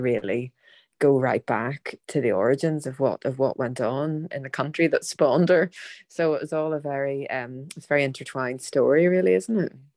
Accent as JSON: {"language": "English", "country": "Ireland", "said": "as an Irish woman"}